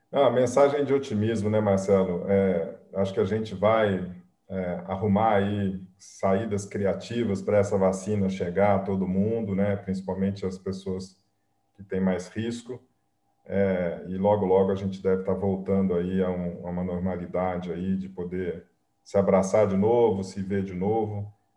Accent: Pouso Alegre, Minas Gerais, Brazil; moved away; eu sou mineiro, né? eu vim lá de, do sul de Minas, né? de uma cidadezinha pequenininha. É, eu nasci em Pouso Alegre

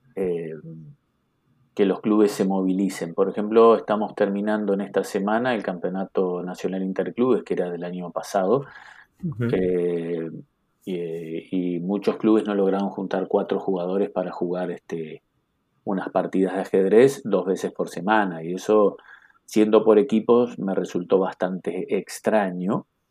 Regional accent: Carmelo, Colonia, Uruguay; now in Montevideo, Uruguay; yo soy nacido en Carmelo

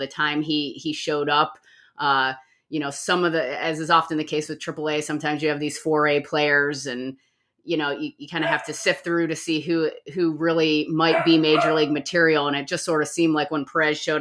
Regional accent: Medina, Ohio, United States; now in Columbus, United States; I was born and raised in Medina, Ohio

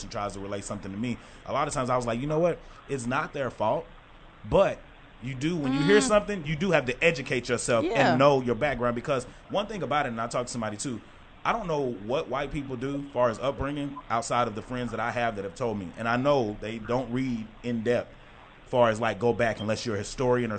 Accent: Texarkana, United States; growing up in Texarkana

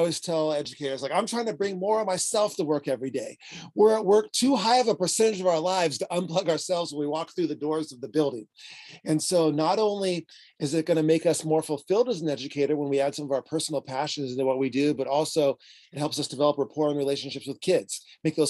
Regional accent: San Diego, California, United States; I am from San Diego, California

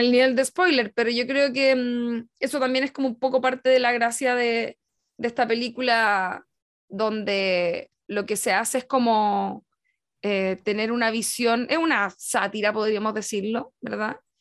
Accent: Chile; estamos haciendo una lectura como desde Chile

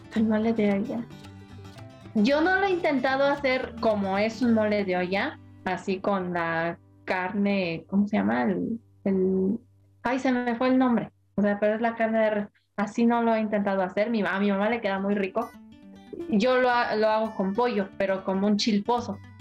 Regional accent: Mexico

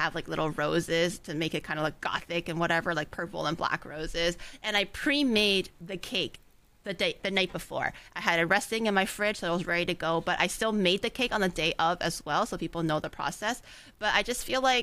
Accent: Canada; also born or lived in China; I was born in China. Even growing up after immigrating to Canada

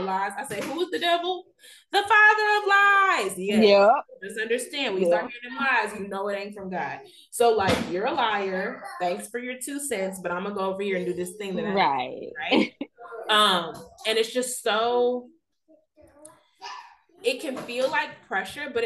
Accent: Texas, United States; also born or lived in Missouri / New Orleans; I was born and raised in Texas, but went off to school in Missouri, then lived in New Orleans for 5 years and have been back in Texas almost 5 years

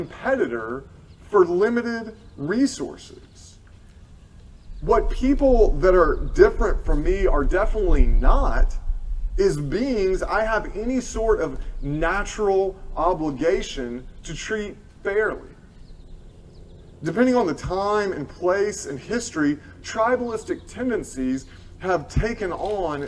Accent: Tennessee, United States; I am from Tennessee

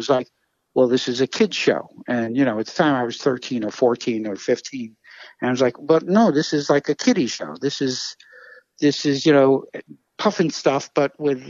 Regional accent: New York City, New York, United States; I grew up in Brooklyn, you know, like I say, in the 60s

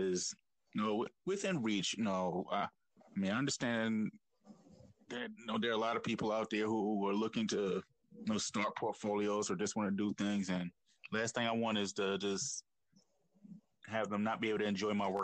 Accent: New York City, New York, United States; I'm from Brooklyn

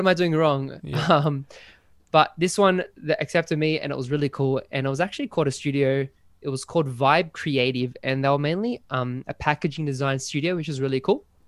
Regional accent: Sydney, New South Wales, Australia; I'm from Sydney in good old Australia

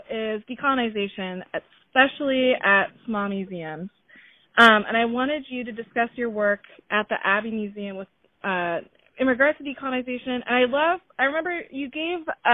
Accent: Oregon, United States; moved away as an adult; now in Providence, United States; I'm from Oregon

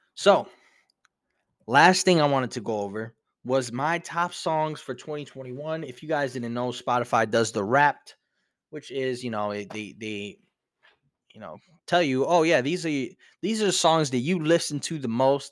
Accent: New York City, New York, United States; Brooklyn, you know, where I grew up as well.

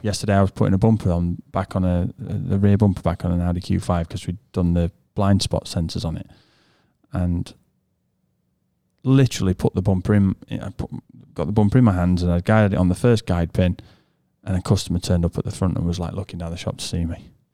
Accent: England, United Kingdom; first language English; we're born English and we speak English

